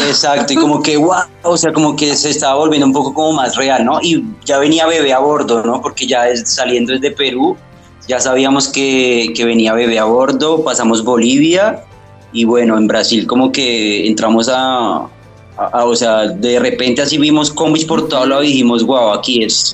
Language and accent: Spanish; Bogotá, Colombia; moved away as an adult; nacimos en Bogotá, de una ciudad que se mueve todo el tiempo